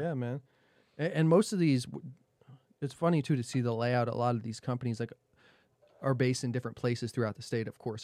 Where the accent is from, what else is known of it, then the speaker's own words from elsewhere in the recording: New Jersey, United States; moved away; I'm from Jersey